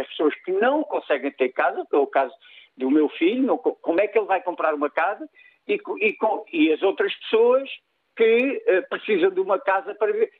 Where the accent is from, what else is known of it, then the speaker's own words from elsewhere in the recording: Nazaré, Centro, Portugal; now in Sines, Portugal; não sou de Sines, sou da Nazaré